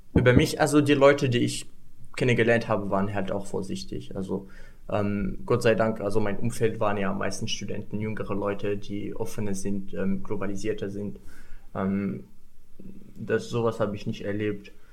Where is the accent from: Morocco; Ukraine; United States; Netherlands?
Morocco; German is a second language; moved away as an adult; now in Germany; ich komme aus Marokko